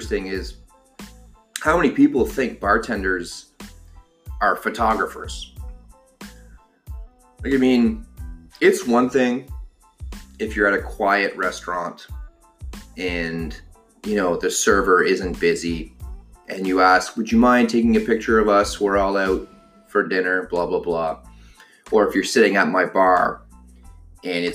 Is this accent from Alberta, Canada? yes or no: no; Ottawa, Ontario, Canada; now in Toronto, Canada; I'm from Ottawa